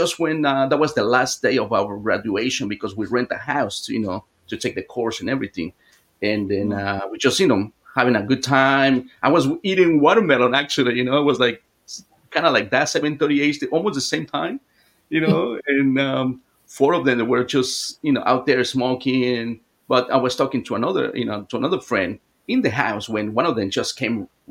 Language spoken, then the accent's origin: English; Mexico City, Mexico; I was born in Mexico City